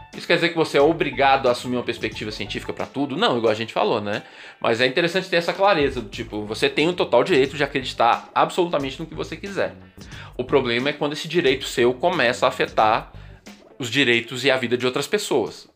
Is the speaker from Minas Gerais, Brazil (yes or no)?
yes; Pedro Leopoldo, Minas Gerais, Brazil; lá da minha cidade natal, Pedro Leopoldo